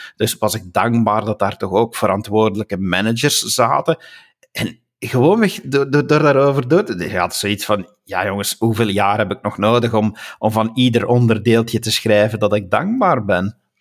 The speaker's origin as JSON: {"language": "Dutch", "region": "Flanders", "country": "Belgium", "first_language": "Dutch", "said": "als Vlaming"}